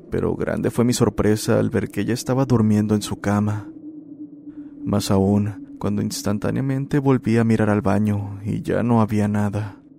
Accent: Paraguay; soy de Paraguay. Este es mi relato.

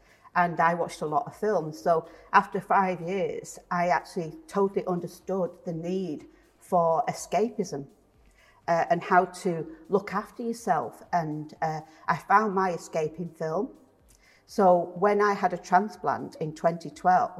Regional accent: Salford, North West England, United Kingdom; moved away as an adult; now in Leigh, United Kingdom; I've lived in Lee for 30 years, but I'm originally from Salford.

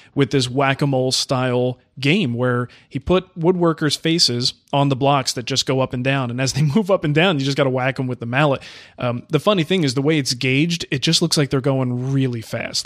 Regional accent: New Jersey, United States; the house I grew up in Jersey

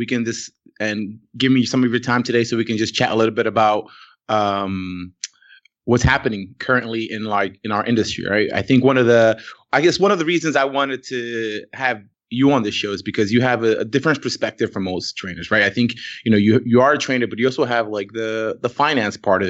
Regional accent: New York City, New York, United States; I'm a New Yorker and a former Marine.

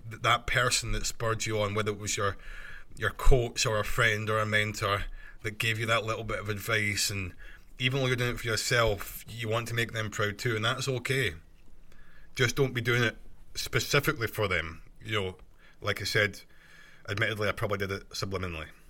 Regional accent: Scotland, United Kingdom; accent: Scottish; my Scottish accent

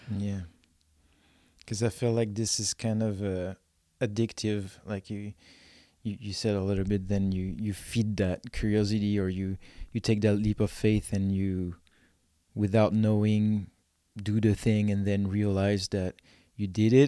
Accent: France; now in Vernon, Canada; I'm from France, and I had nothing in France

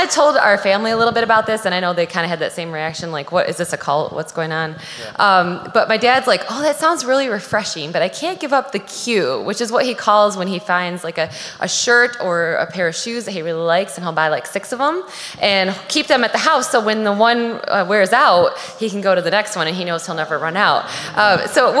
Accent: Macomb Township, Michigan, United States; I'm from Macomb Township

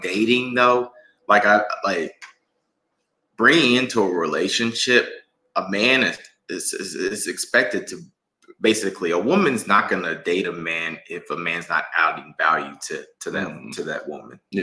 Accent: Mississippi, United States; now in Atlanta, United States; we're from Mississippi.

